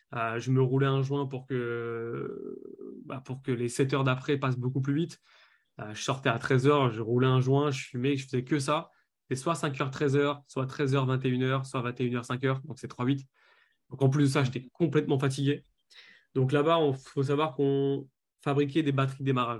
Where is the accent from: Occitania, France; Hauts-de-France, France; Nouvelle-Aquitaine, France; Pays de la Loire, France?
Hauts-de-France, France; Lille; je suis de Lille.